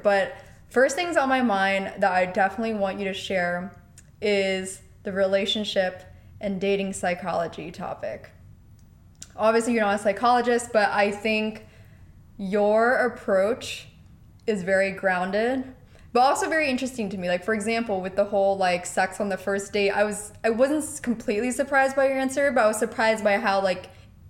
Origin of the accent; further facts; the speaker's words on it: Pennsylvania, United States; now in California, United States; I came from Pennsylvania to California, have been establishing my life out here by myself.